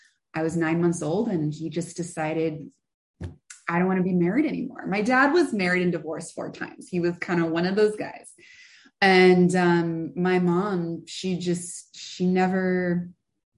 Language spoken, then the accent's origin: English; San Francisco, California, United States; born and raised in San Francisco, like actually San Francisco, not outside the city